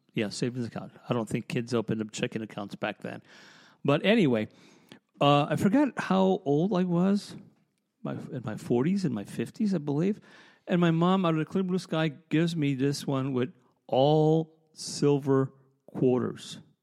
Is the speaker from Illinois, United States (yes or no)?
yes; Chicago, Illinois, United States; also born or lived in Lancaster, Pennsylvania; now in Lititz, United States; I'm from Chicago